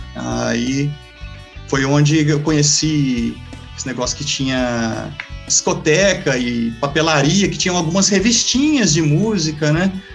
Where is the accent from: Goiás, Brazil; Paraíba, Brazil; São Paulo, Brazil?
Goiás, Brazil; Quirinópolis; Eu sou natural daqui de Quirinópolis, Goiás